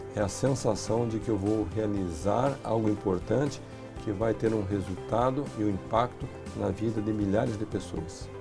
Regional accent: Brazil; nós, como brasileiros

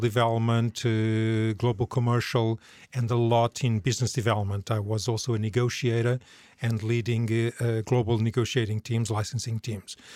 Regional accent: Portugal; moved away as an adult; also born or lived in New York / Sweden; now in Norway; I'm originally from Portugal, although I left uh, many, many, many years ago

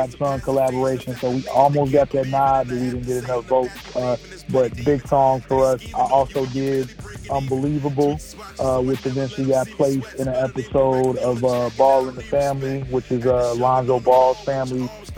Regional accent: Chicago, Illinois, United States; moved away as an adult; now in Phoenix, United States; I'm originally from Chicago, Illinois, born and raised

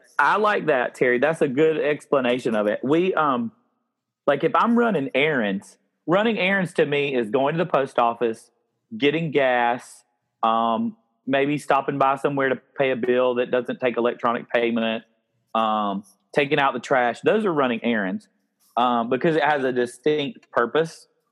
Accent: upstate South Carolina, United States; I growing up in the South

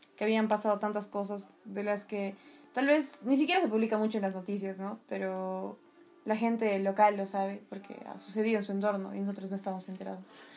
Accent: Peru; compartimos todos como peruanos

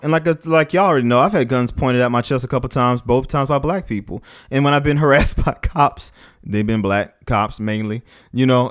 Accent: New Orleans, Louisiana, United States; moved away; also born or lived in Washington, D.C. / Los Angeles; growing up in New Orleans, living in D C, being in L A, working with the kids there

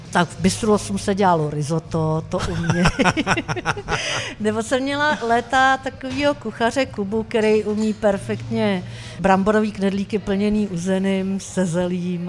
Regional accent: Czechia; Ze Sacký, což je 30 km od Prahy

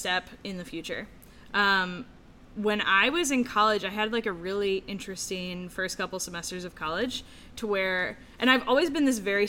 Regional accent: Baltimore, Maryland, United States; also born or lived in Annapolis, Maryland; Sure. So I was born in Baltimore.

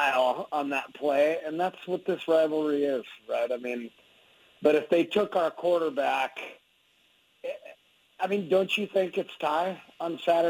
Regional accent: Eugene, Oregon, United States; now in Albuquerque, United States; I actually live in Albuquerque. I say I'm from Eugene because that's where I became a man.

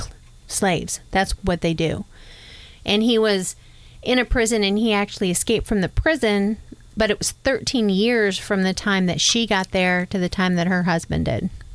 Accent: New York, United States; now in Oklahoma, United States; I'm completely northerner. I I was born in New York. I didn't grow up in the South

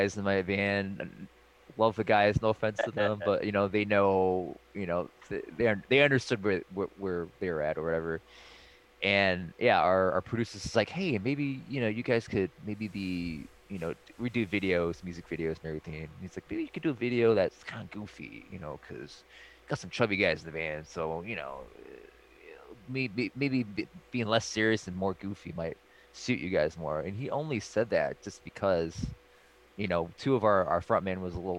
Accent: Cleveland, Ohio, United States; moved away; also born or lived in California; I'm born and raised in Cleveland

